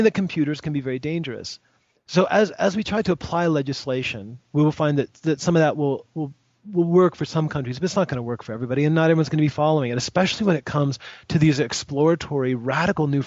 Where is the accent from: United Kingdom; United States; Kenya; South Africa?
United States; I'm an American